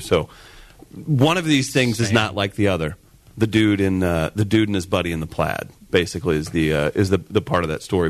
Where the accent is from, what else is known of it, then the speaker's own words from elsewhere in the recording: Farmington, Missouri, United States; my hometown of Farmington, Missouri.